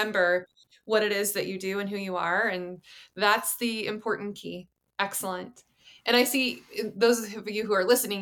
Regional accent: Idaho, United States; I'm from Idaho.

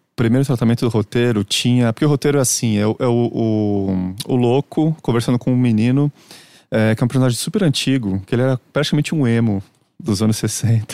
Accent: Santos, São Paulo, Brazil; moved away as an adult; now in São Paulo, Brazil; lá em Santos, minha cidade natal

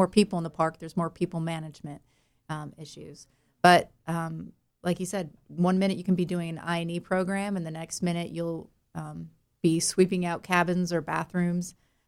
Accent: Chicago, Illinois, United States; accent: Chicago; now in North Carolina, United States; No, I'm from Chicago, which is the only time you'll hear that accent anymore is when I have to say Chicago. Otherwise, I apparently sound North Carolinian, which is a good thing.

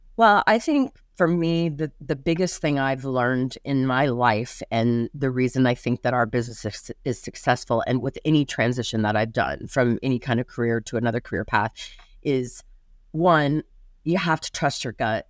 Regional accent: Lincoln, Nebraska, United States; moved away as an adult; also born or lived in Ashland, Nebraska; now in Las Vegas, United States; I, uh, was born in Lincoln, but I lived in Ashland until second grade, and then, uh, my mom moved myself and my two sisters up to Lincoln. Um, And I lived in Lincoln through college

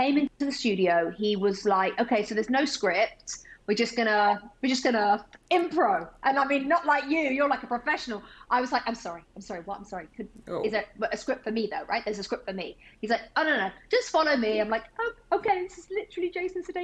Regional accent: England, United Kingdom; now in United States; I'm English

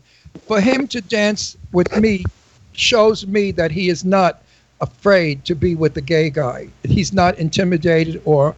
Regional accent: New York City, New York, United States; also born or lived in Long Island / Setauket / Garden City; Nobody speaks Brooklynese better than me. I'm from Brooklyn, all right?

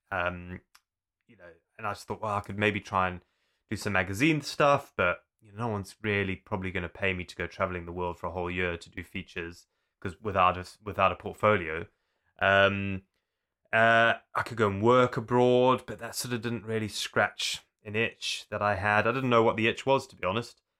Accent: Zululand, KwaZulu-Natal, South Africa; also born or lived in Zimbabwe; now in United Kingdom; I was born in Zimbabwe, but we moved to South Africa when I was young. And I grew up in an area called Zululand.

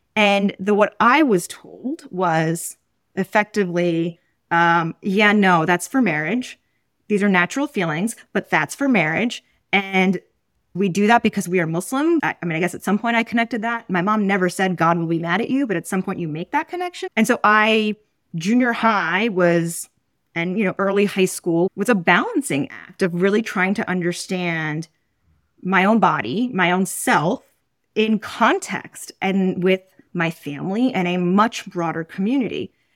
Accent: New York City, New York, United States; where I grew up, which is Roman Catholic

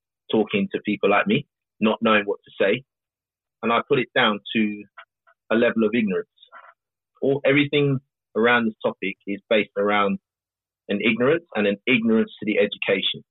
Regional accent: London, United Kingdom; someone like me growing up in South London

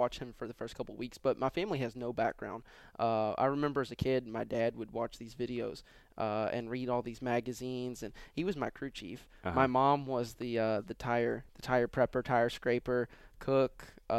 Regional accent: Louisville, Kentucky, United States; Yeah, growing up it was.

